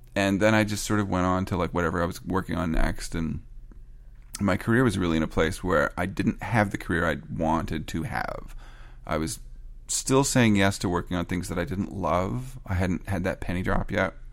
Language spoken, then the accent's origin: English; Canada; I'm Canadian